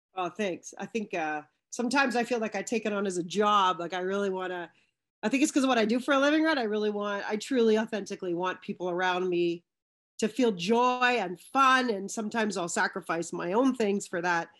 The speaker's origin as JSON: {"language": "English", "region": "British Columbia", "country": "Canada", "tie": "born or raised there", "moved": "yes", "lives_now": "Ontario, Canada", "said": "I'm from British Columbia, especially being in Ontario now. I, I was raised in a small suburb"}